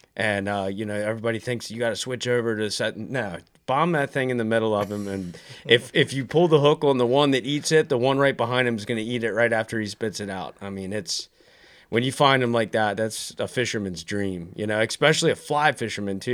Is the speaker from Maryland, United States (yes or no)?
yes; Maryland, United States; now in North Carolina, United States; I'm originally from Maryland.